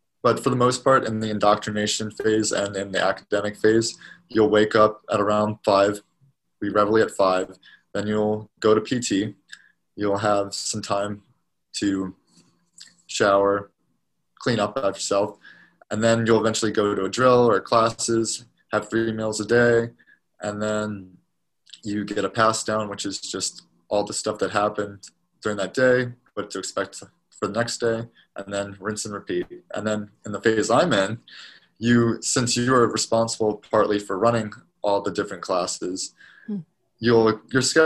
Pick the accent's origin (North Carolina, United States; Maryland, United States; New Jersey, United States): Maryland, United States; moved away as an adult; also born or lived in Knoxville, Tennessee; I'm originally from Maryland